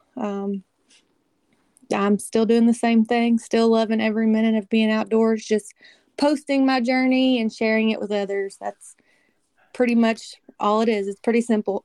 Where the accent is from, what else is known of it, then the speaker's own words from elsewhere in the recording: Kentucky, United States; I'm from Kentucky.